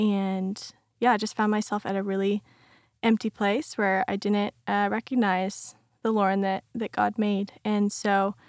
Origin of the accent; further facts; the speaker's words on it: Tucson, Arizona, United States; I grew up in Tucson, Arizona. And so, being Christian was definitely not the normal thing.